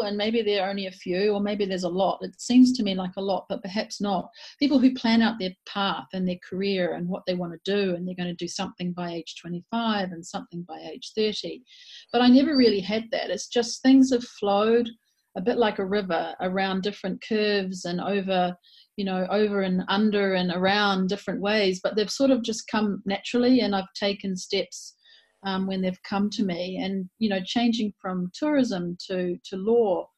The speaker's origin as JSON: {"language": "English", "town": "Christchurch", "region": "Canterbury", "country": "New Zealand", "tie": "born or raised there", "moved": "as an adult", "lives_now": "Japan", "said": "born and raised in New Zealand in Christchurch, South Island"}